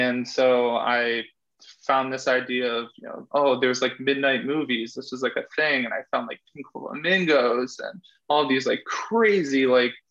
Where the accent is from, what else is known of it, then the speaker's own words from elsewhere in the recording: East Coast, United States; I'm from the East Coast